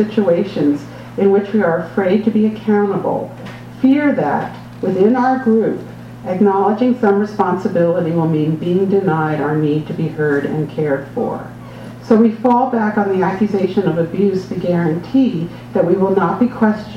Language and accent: English; New York City, New York, United States; I was born in 1958 in New York City